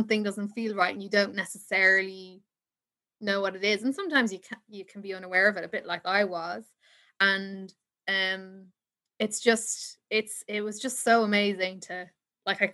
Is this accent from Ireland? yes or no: yes; Ireland; I'm from Ireland